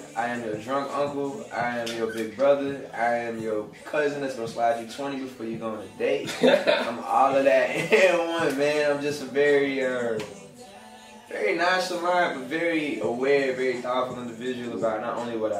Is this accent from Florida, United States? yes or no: no; Nashville, Tennessee, United States; Born and raised in Nashville, Tennessee, 93 to be exact. Baptist Hospital baby in the crib.